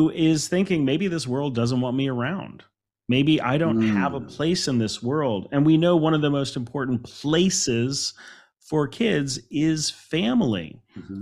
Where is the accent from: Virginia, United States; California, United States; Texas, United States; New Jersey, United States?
Virginia, United States; Alexandria; I grew up in Alexandria, Virginia